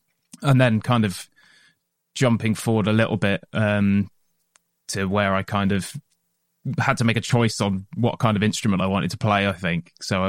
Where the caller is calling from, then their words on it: Taunton, South West England, United Kingdom; We are based around the Taunton area, so just outside of Taunton, in an industrial unit out there.